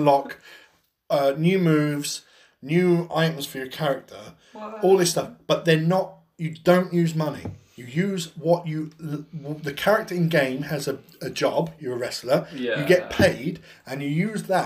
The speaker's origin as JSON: {"language": "English", "country": "United Kingdom", "said": "being English or British"}